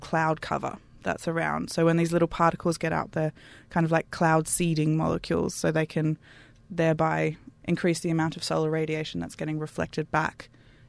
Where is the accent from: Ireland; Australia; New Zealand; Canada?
Australia; Canberra, Australian Capital Territory; moved away; I'm from Canberra originally